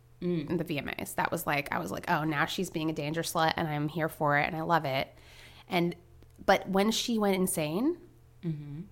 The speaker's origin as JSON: {"language": "English", "region": "Florida", "country": "United States", "said": "I'm from Florida."}